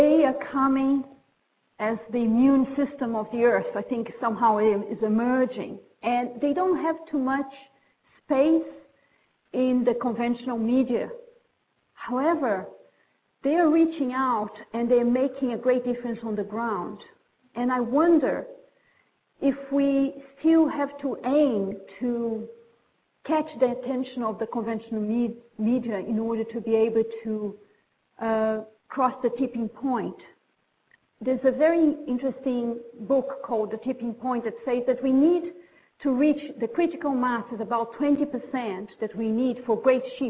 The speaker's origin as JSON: {"language": "English", "country": "Brazil", "also_born_or_lived": "Britain", "moved": "as an adult", "lives_now": "United Kingdom", "said": "when I moved to Britain, I'm from Brazil, about 20 years ago"}